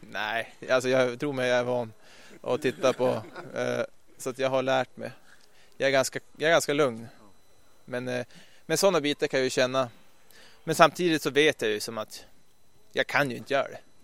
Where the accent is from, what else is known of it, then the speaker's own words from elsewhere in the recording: Ljusvattnet, Västerbotten County, Sweden; moved away as an adult; also born or lived in Skellefteå / Stockholm; jag kom ju som sagt från Norrland, en liten ort där uppe i Ljusvattnet som... Jag gick i och för sig skola i Skellefteå